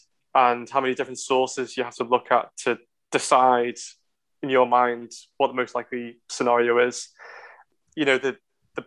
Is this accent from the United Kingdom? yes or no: yes; the Wirral, North West England, United Kingdom; now in Liverpool, United Kingdom; I didn't grow up in Liverpool. I grew up in the Wirral.